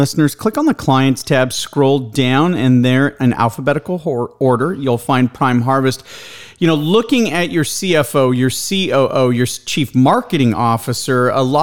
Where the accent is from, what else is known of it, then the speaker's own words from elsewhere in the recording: Escondido, California, United States; now in Austin, United States; you are in my hometown. I grew up right there below Ramona in Escondido, California. Was born at Palomar Hospital. I'm now located here in Austin